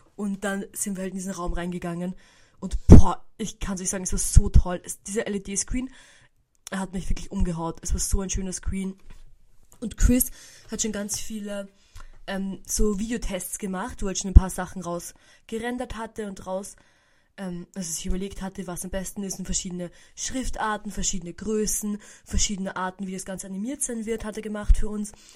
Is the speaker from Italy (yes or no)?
no; Burgenland, Austria; nach Hause gefahren bei uns im Burgenland